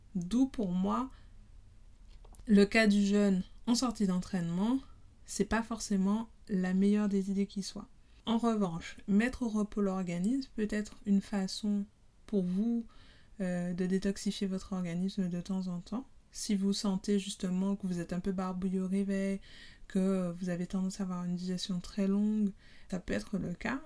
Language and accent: French; Guadeloupe; je suis guadeloupéenne